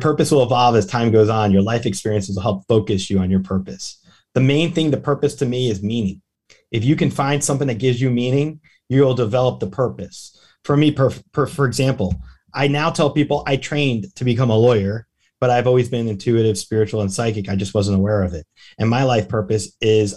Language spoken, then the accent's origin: English; Tampa, Florida, United States; my hometown, Tampa